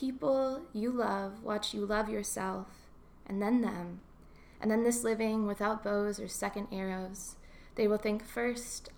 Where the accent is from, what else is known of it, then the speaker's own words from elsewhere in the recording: Kentucky, United States; now in Santa Cruz, United States; growing up in Kentucky